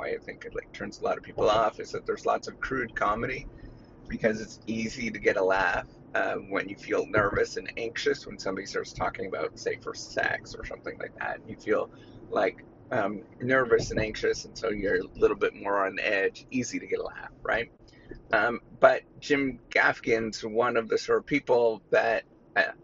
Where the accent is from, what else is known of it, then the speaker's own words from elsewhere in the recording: Canada; I'm Canadian